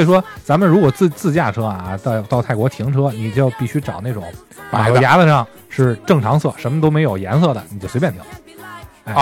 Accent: China; 我们中国人

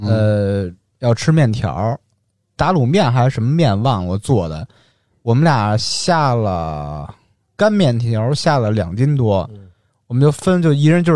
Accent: France; 嗯嗯，我是法国人。

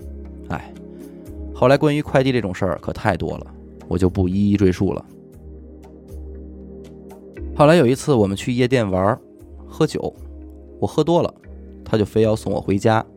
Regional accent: Beijing, China; 我作为一个北京土生土长的男孩，连个家都没有了。

